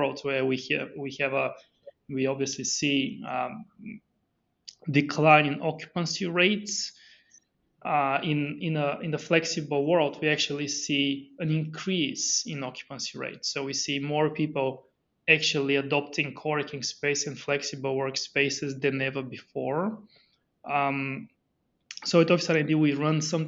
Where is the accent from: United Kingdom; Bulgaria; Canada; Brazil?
Bulgaria; moved away; I'm originally from Bulgaria, so very far